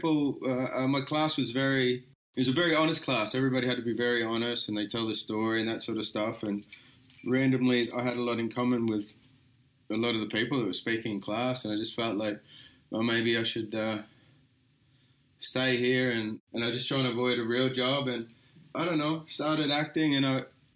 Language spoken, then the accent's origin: English; Echuca, Victoria, Australia; moved away as an adult; I grew up, I was born in Echuca Hospital, but I grew up about half an hour outside of it.